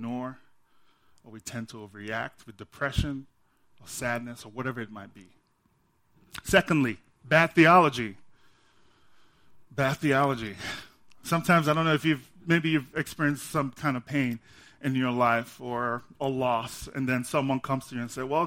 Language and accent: English; Nigeria; now in United States; I'm from Nigeria